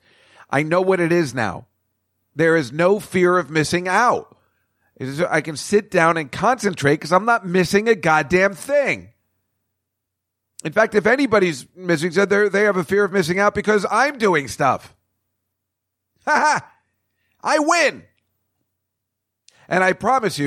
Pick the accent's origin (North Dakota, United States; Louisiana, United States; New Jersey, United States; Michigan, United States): New Jersey, United States; Edison; now in New York City, United States; from this old place from where I grew up in Edison, New Jersey.